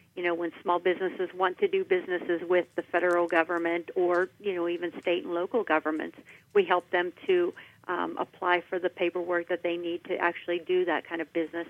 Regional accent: Washington County, Pennsylvania, United States; I'm from Washington County. I grew up there and I enlisted in the Air Force after high school.

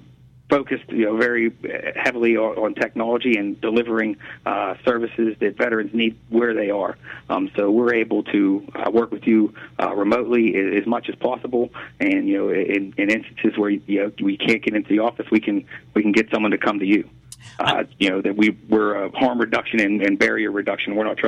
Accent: Swissvale, Pennsylvania, United States; Swissville, yeah. I went to Central Catholic, and I was bartending in Swissville when September 11th happened

